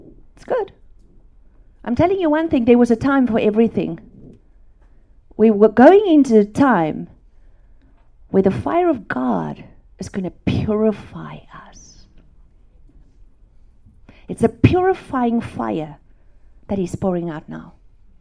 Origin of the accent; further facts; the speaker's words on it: South Africa; English is a second language; I grew up in South Africa on a farm